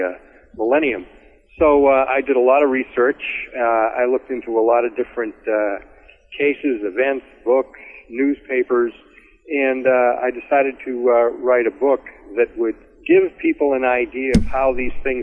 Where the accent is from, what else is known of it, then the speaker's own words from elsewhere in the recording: Massachusetts, United States; I grew up Catholic in Massachusetts